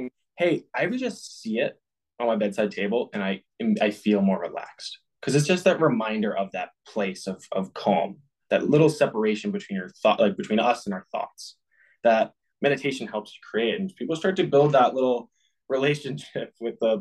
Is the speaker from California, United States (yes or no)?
no; Boston, Massachusetts, United States; I grew up in the Boston area playing hockey.